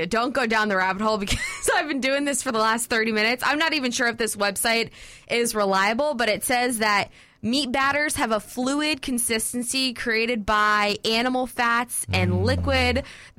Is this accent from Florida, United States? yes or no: yes; South Florida, United States; moved away; growing up in South Florida